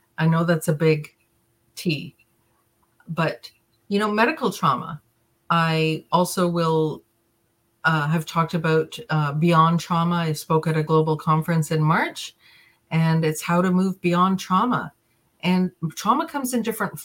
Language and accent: English; Jamaica; I was born in Jamaica.